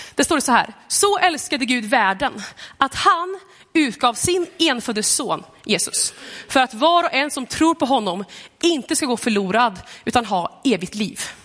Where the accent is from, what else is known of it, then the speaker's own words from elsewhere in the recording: Gothenburg, Västra Götaland, Sweden; now in Lidköping, Sweden; Jag kommer från Göteborg.